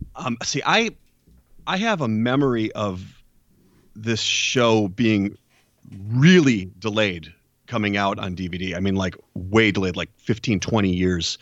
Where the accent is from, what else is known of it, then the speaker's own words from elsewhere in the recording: Minneapolis, Minnesota, United States; moved away as an adult; now in Charlotte, United States; I'm originally from the Minneapolis, Minnesota area